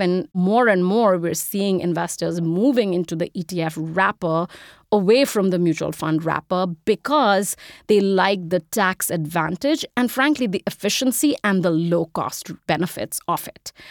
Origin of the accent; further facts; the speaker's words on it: India; moved away as an adult; now in United States; I'm an immigrant, if you can't tell from the accent. I grew up in India. I moved here when I was 18 to go to college.